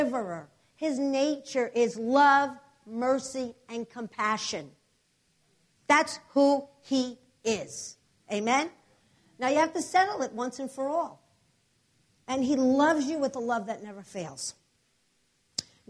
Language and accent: English; New Jersey, United States; from New Jersey, but our church is in New York City, so you're gonna. I have an accent